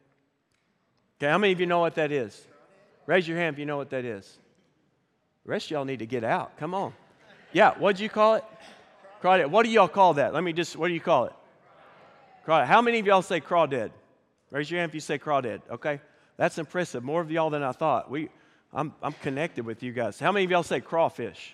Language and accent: English; Pryor, Oklahoma, United States; now in Fort Smith, United States; So I grew up in Northeast Oklahoma, a little town called Pryor. Grew up in the country